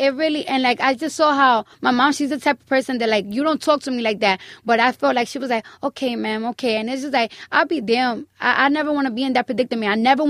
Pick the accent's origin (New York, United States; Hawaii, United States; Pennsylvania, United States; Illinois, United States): New York, United States; Bronx; I'm from the Bronx.